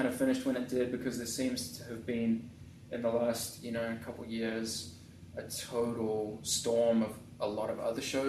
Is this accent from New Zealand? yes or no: yes; New Zealand; moved away as an adult; also born or lived in England / Hollywood, California / Orange County, California; now in Tustin, United States; Obviously the polar opposite to where I grew up in New Zealand